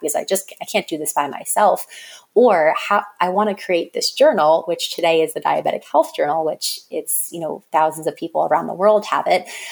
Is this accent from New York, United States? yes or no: yes; Long Island, New York, United States; also born or lived in North Carolina; now in New York City, United States; I grew up on Long Island in New York, which is suburbs